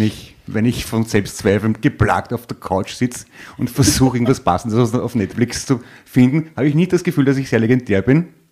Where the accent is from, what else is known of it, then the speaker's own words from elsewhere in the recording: Vienna, Austria; bin aus Wien